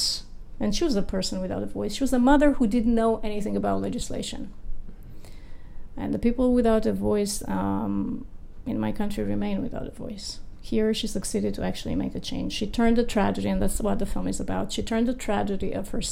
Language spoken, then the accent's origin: English; Romania; moved away as an adult; now in United States; I grew up in Romania in a country where there is no respect for law.